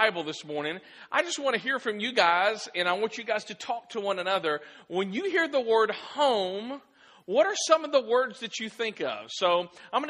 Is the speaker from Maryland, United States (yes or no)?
no; Clarksville, Tennessee, United States; moved away as an adult; also born or lived in Dallas, Texas / Auburn, Alabama / Virginia Beach, Virginia / Iowa; I am from Clarksville. Clarksville is my home. I was actually born here in Clarksville